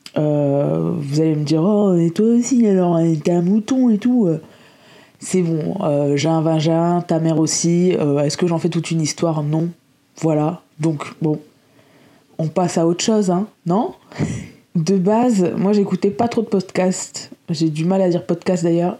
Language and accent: French; Lille, Hauts-de-France, France; moi je viens de Lille